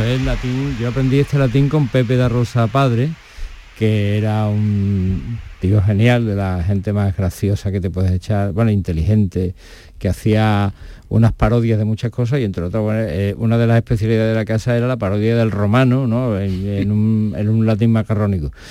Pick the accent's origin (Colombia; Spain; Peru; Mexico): Spain; Seville, Andalusia; sentirte muy afortunado como sevillano, porque en Sevilla mm, yo, es, mi ciudad, es mi ciudad